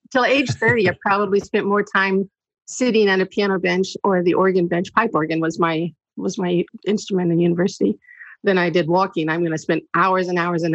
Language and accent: English; Saskatchewan, Canada; moved away as an adult; also born or lived in United States; I'm born in the States, but at age 10, we moved to Saskatchewan